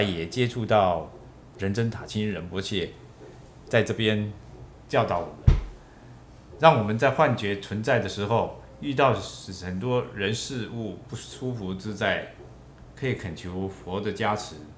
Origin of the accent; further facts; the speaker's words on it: Miaoli County, Taiwan; 小时候苗栗老家旁边有个玉清宫，嗯哼。那里面供奉的是关圣帝君